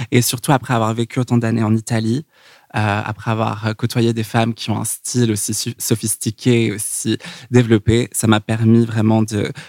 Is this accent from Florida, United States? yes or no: no; Los Angeles, California, United States; also born or lived in San Francisco / New York; Donc, euh, j'ai grandi à Los Angeles. Ensuite, j'ai été près de San Francisco où j'ai étudié à l'université de Berkeley. Ah, et puis ensuite, j'ai déménagé à New York.